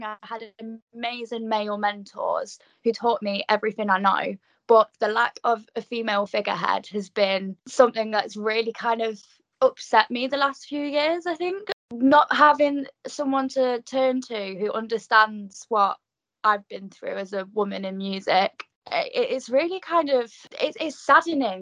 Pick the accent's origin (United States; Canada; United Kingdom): United Kingdom; Nottingham, East Midlands; moved away as an adult; now in Newcastle, United Kingdom; I'm actually a Nottingham girl myself, so I'm from the Midlands, and I was running gigs there for under 18s till I was 18